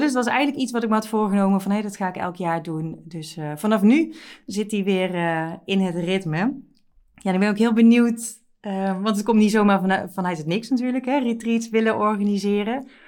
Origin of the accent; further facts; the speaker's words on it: Netherlands; wij als Nederlanders